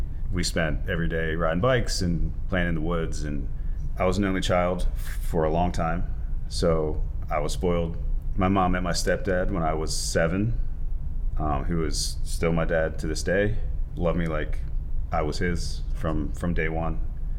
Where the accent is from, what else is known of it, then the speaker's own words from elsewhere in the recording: Dundalk, Maryland, United States; I grew up in Baltimore, in Dundalk.